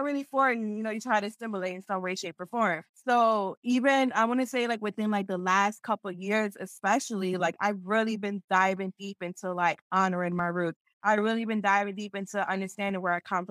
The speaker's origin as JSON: {"language": "English", "town": "Philadelphia", "region": "Pennsylvania", "country": "United States", "tie": "born or raised there", "said": "I'm from Philadelphia, and in Philadelphia, there's barely any Peruvians here"}